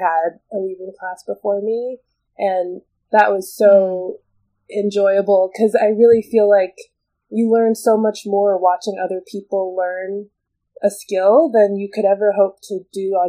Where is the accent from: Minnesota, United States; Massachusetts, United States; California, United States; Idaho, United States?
Minnesota, United States; Bloomington; moved away as an adult; now in Chicago, United States; I actually was born in Chicago, where I live now, but I grew up in Minnesota